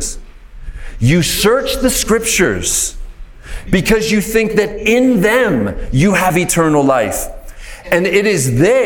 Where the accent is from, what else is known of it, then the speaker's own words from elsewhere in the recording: Pittsburgh, Pennsylvania, United States; I'm from Pittsburgh in Pennsylvania in the United States